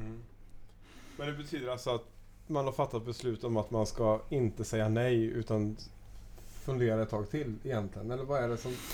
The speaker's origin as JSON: {"language": "Swedish", "town": "Gothenburg", "region": "Västra Götaland", "country": "Sweden", "tie": "born or raised there", "said": "är också född i Göteborg"}